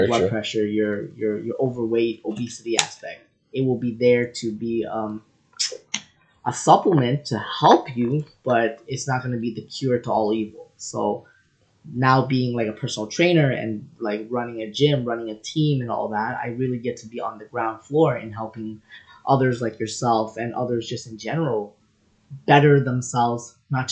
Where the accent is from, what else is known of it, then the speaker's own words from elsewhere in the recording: Toronto, Ontario, Canada; I'm originally from Rexdale, Toronto, Ontario